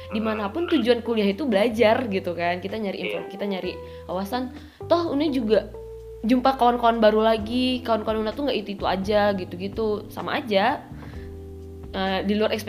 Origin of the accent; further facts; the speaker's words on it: Pekanbaru, Riau, Indonesia; Dan nih kalau aku sendiri kan aku dari Pekanbaru ya aku dari Universitas Riau